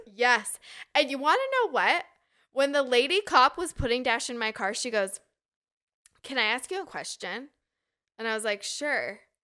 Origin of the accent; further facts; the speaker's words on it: Draper, Utah, United States; also born or lived in Sandy, Utah; I grew up in Utah, so it's all I knew